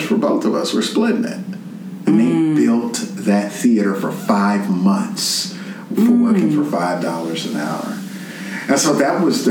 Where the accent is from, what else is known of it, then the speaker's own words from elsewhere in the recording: New York City, New York, United States; moved away as an adult; now in Memphis, United States; I moved to Memphis in 2004. I'm originally from Fort Greene, Brooklyn